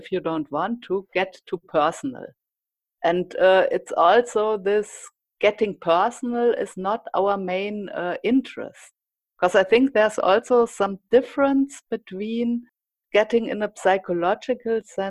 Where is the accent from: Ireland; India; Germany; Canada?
Germany